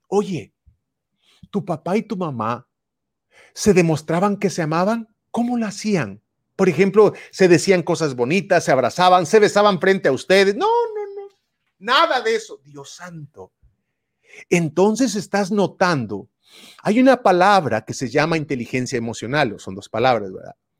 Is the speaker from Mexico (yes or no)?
yes; Puebla, Mexico; now in California, United States; yo soy de México, vivo aquí, radico en California, Estados Unidos, pero nací en Puebla, en un rancho